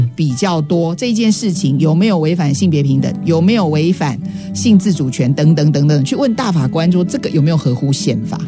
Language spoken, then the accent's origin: Chinese; Taiwan; 明明我们是台湾人